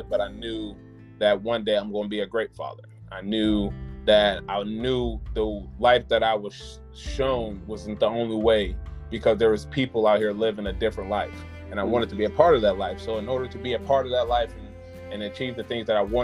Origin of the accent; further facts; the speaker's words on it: Springfield, Illinois, United States; moved away as an adult; now in Charlotte, United States; I'm from Springfield, Illinois, and in my hometown